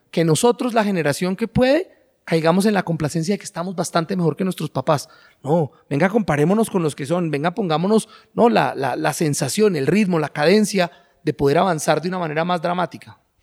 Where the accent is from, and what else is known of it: Colombia